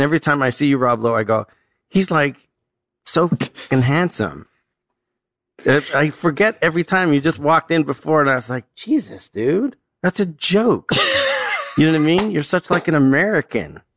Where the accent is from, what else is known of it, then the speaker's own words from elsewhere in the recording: Toronto, Ontario, Canada; I'm like Canadian